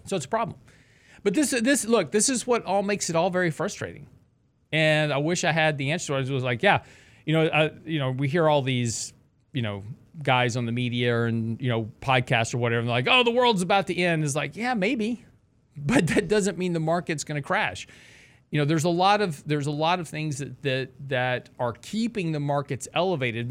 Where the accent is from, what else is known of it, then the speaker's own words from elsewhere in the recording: Lake Jackson, Texas, United States; I grew up in Lake Jackson, which was about an hour south of Houston